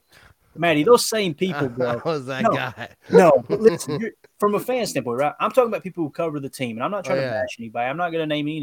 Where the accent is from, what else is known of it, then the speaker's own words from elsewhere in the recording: Kentucky, United States; now in Tennessee, United States; I was born in Kentucky and live in Tennessee.